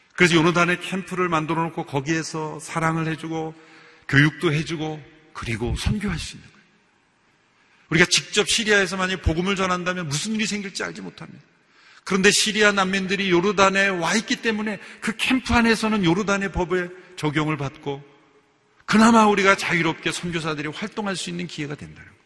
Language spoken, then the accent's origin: Korean; South Korea; 우리나라 사람들도